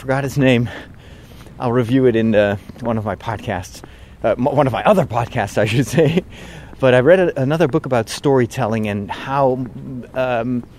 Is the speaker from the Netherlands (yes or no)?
yes; Netherlands; English is a second language; it's my home country, I'm Dutch